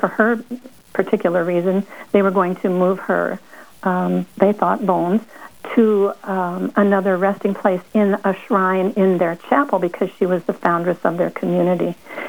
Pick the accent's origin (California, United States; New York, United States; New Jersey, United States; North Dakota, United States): North Dakota, United States; Crystal; I'm from Crystal, North Dakota, a little bitty ticky town. I call it in the outback of North Dakota.